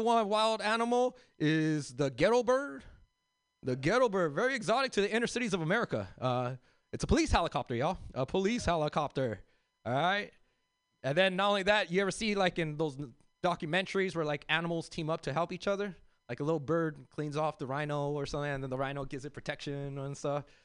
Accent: Los Angeles, California, United States; I grew up in South Central

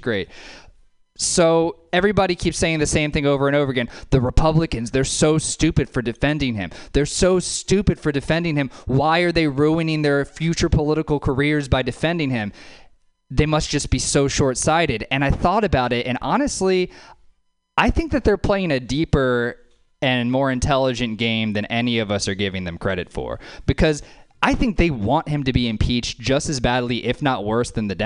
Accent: Louisiana, United States; now in Oakland, United States; Originally live in Oakland, originally from Louisiana

